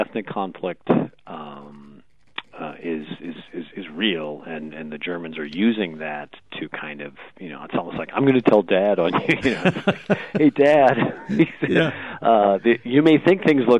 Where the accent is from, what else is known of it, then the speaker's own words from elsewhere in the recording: Rochester, New York, United States; I'm from Rochester, New York